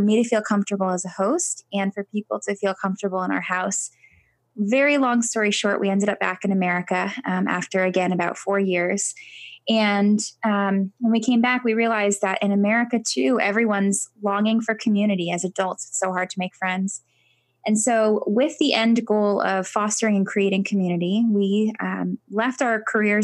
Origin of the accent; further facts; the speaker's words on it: Connecticut, United States; We're from Connecticut.